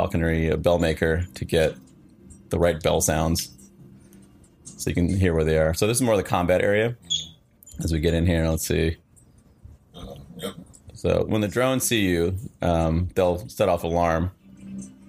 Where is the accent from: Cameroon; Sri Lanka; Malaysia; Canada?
Sri Lanka; I grew up in Sri Lanka, which was a British colony for 150 years.